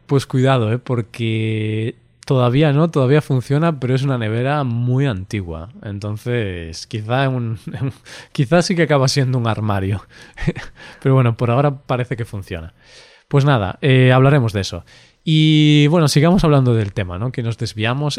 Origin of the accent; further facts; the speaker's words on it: Spain; accent: Spanish; nosotros tenemos nuestro acento español